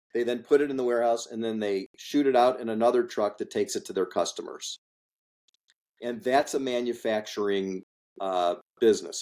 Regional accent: Highland Park, Illinois, United States; I grew up in Highland Park, Illinois, which is a suburb of Chicago.

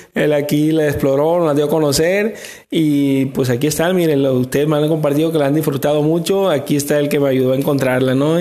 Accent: El Walamo, Mazatlán, Sinaloa, Mexico; nosotros somos de un pueblo

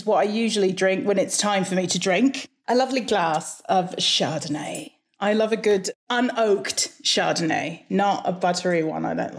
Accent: Hawaii, United States; also born or lived in -; I was born and raised in Hawaii. So I've been around accents the whole of my life.

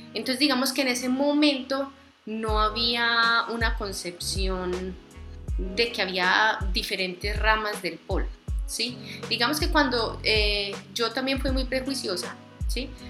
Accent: Medellín, Antioquia, Colombia; now in Villavicencio, Colombia; Medellín, Antioquia.

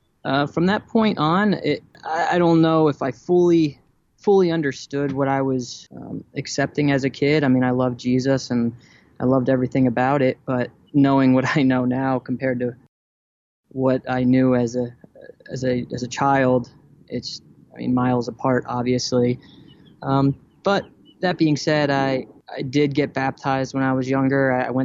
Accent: New Jersey, United States; My family moved to New Jersey when I was, after first grade.

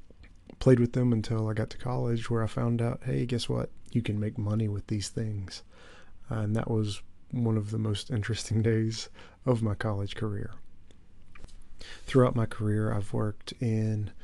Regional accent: West Virginia, United States; moved away as an adult; now in Dublin, Ireland; I am originally from West Virginia in the U.S. I currently live in Dublin, Ireland, where I've lived for almost 10 years.

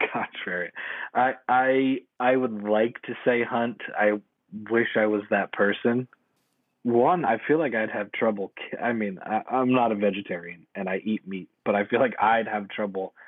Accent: East Coast, United States; now in West Coast, United States; who grew up, born and raised on the East Coast

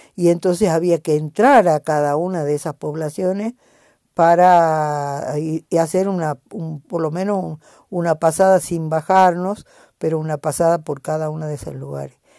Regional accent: Jujuy, Argentina

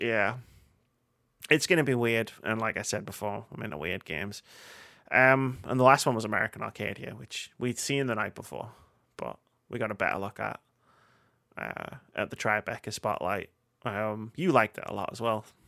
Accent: United Kingdom; we're both white and we're both British

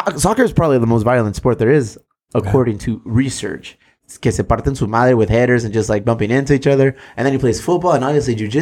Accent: Southern California, United States; We're from Southern California

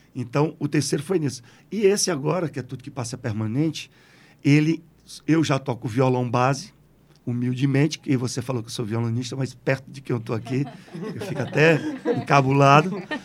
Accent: Jardim, Crato, Juazeiro, Ceará, Brazil; also born or lived in Sousa, Paraíba; com menos de três anos de idade, eu voltei, voltei não fui, lá, lá para Jardim Crato, Juazeiro, e a minha criação é toda assim

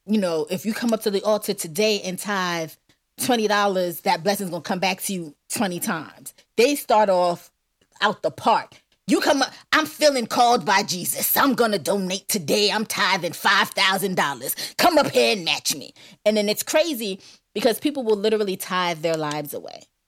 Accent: New York City, New York, United States; I'm a New Yorker

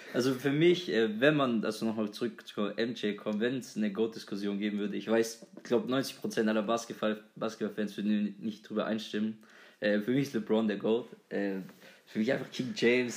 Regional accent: Germany; als Deutscher

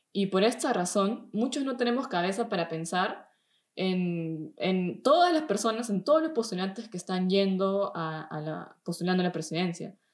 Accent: Peru; now in Germany; soy de Perú, tengo 26 años y vivo desde hace un tiempo aquí en, Alemania.

